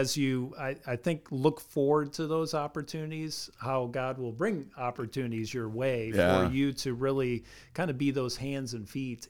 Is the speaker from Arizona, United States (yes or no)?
no; Grand Rapids, Michigan, United States; now in Ohio, United States; I spent a better part of my life up in Grand Rapids, Michigan.